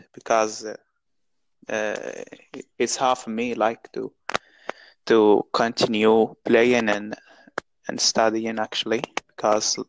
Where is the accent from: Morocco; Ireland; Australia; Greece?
Morocco; English is a second language; I'm from Morocco